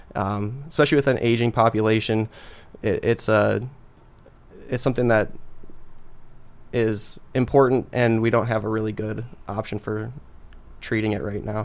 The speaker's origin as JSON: {"language": "English", "town": "Sioux Falls", "region": "South Dakota", "country": "United States", "tie": "born or raised there", "lives_now": "Brookings, United States", "said": "I'm a South Dakota guy. I was born in Sioux Falls, um, went to school at O'Gorman High School down in Sioux Falls"}